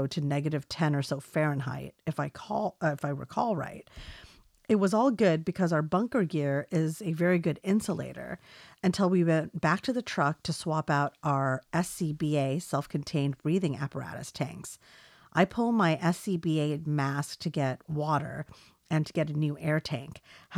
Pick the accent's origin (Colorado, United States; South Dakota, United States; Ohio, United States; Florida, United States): South Dakota, United States; I'm originally from South Dakota, so I realize how the cold goes. I was on a volunteer fire department back home